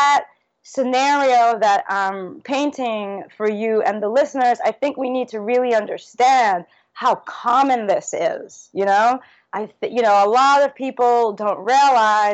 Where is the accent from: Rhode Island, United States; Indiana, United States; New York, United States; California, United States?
New York, United States; New York City; also born or lived in Trinidad; now in Trinidad and Tobago; growing up in Brooklyn